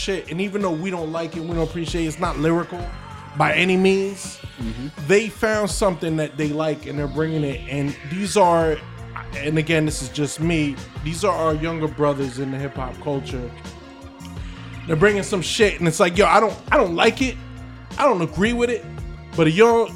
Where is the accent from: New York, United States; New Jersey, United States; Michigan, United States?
New Jersey, United States; we grew up in Jersey